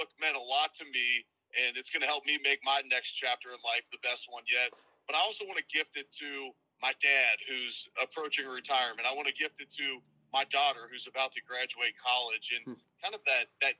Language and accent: English; Cincinnati, Ohio, United States; moved away; my hometown of Cincinnati